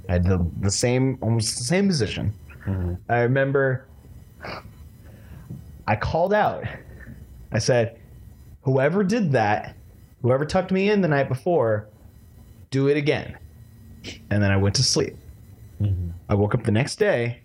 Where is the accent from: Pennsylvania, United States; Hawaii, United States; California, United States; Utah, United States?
California, United States; San Diego; also born or lived in Orange County, California; I was born in Orange County, but we only lived there until like I was like three, and then we moved down here. So most of my life I remember living in San Diego up here